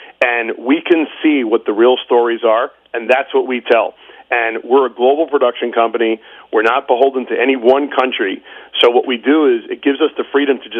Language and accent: English; New York City, New York, United States; I'm a New Yorker